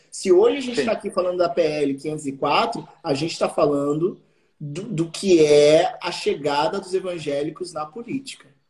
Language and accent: Portuguese; Juiz de Fora, Minas Gerais, Brazil; moved away; also born or lived in Rio de Janeiro / São Paulo; Eu tinha 10 anos quando essa lei foi aprovada na minha cidade